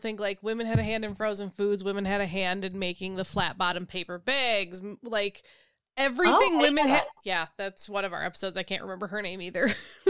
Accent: Minnesota, United States; Born and raised Viking.

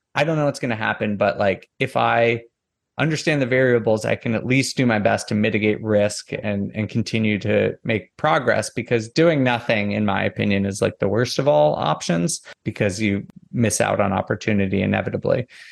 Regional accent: Northeast, United States; moved away; I'm from the Northeast originally

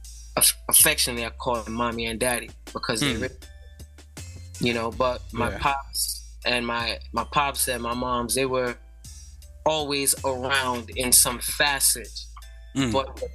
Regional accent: New York City, New York, United States; I was born in the Bronx. Uptown, Wakefield

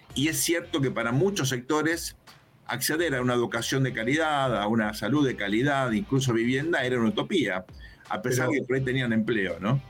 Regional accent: Argentina; Nosotros somos argentinos

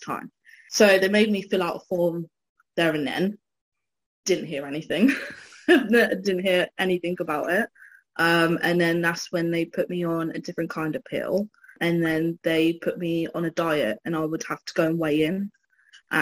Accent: Newbury, South East England, United Kingdom; also born or lived in London; my family are all from Newbury. I'm from Newbury, West Berkshire, England

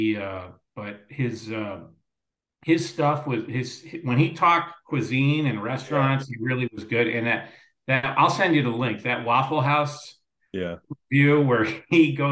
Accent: Lindenhurst, Illinois, United States; also born or lived in Morton Grove, Illinois / Skokie, Illinois / Glenview, Illinois; now in Lake Forest, United States; I grew up in Lindenhurst

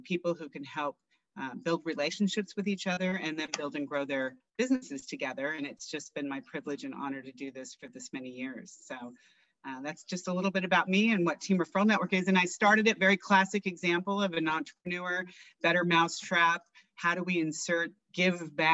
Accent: La Verne, California, United States; right here in La Vergne, California, and my hometown

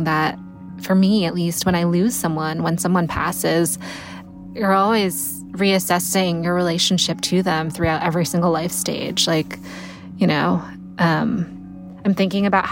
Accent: Connecticut, United States; I grew up in Connecticut

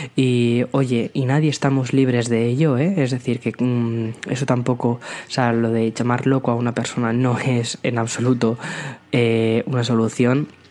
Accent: Aranjuez, Community of Madrid, Spain; moved away as an adult; now in San Antonio, United States; nací en Madrid, pero eh, me he criado en un pueblo muy, muy, muy cerquita de, Madrid, que es Aranjuez

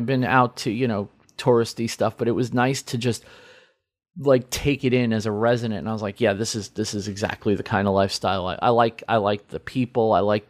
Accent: Midwest, United States; I come from the Midwest and I'm all about being from the Midwest.

